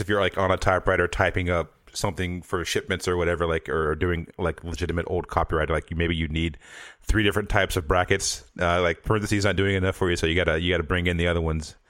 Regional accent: the South, United States; I'm from the South

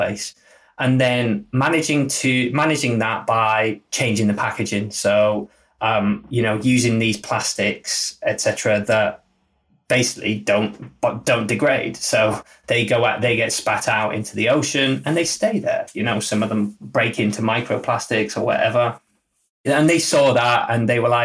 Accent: Middlesbrough, North East England, United Kingdom; now in Leeds, United Kingdom; I'm from the north. I'm from a much smaller town than Leeds. I'm from Middlesbrough, so a much smaller place.

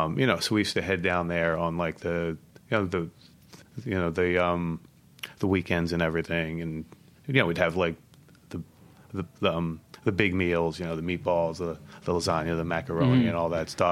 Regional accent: Philadelphia, Pennsylvania, United States; So I'm actually from like the northeast area, and that's like basically the burbs.

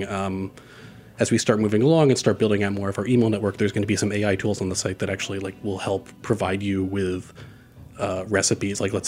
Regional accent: New York City, New York, United States; I grew up in Forest Hills, Queens, which is sort of right on the border of where like Queens becomes urban to suburban

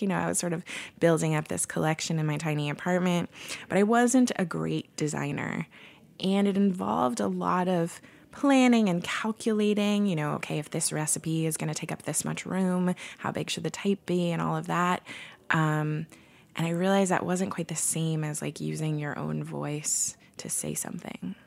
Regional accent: Portland, United States; now in San Francisco, United States; I'm from Portland

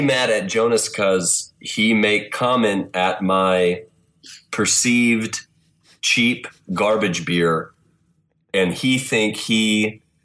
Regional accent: Wichita, Kansas, United States; now in Kansas City, United States; in Wichita, Kansas.

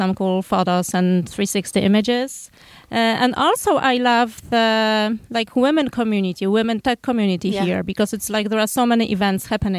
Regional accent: Poland; moved away as an adult; now in Santa Monica, United States; We are from Poland.

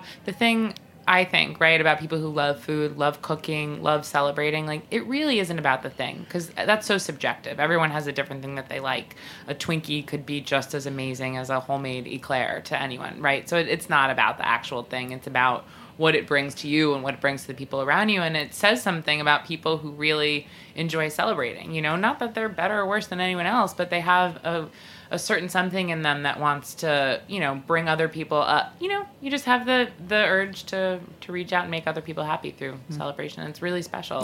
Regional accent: Long Island, New York, United States; also born or lived in Brooklyn; have both lived in New York our whole lives grew up in Long Island, both of us.

